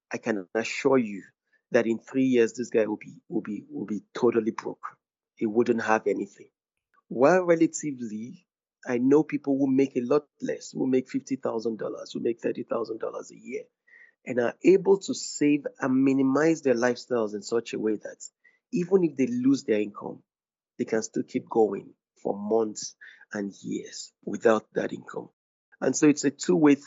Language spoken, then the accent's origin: English; Ogbomosho, Oyo, Nigeria; moved away; I'm from Ogbomosho in Oyo State